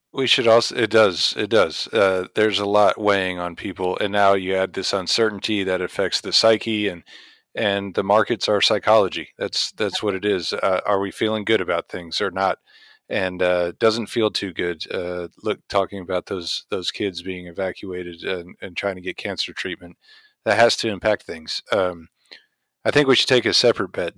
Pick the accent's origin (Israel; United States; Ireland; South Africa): United States; Indiana; I grew up in Indiana, uh, in the oil field, but plenty of corn around